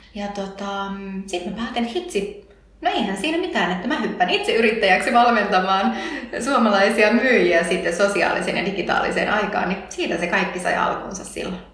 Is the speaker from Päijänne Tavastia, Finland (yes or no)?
no; Tervo, North Savo, Finland; also born or lived in Helsinki; hän perusti autokorjaamon pienen, pienen Tervon kylään silloin, missä hän itse oli syntynyt ja, ja tota, me muutettiin silloin Helsingistä takaisin sinne seuduille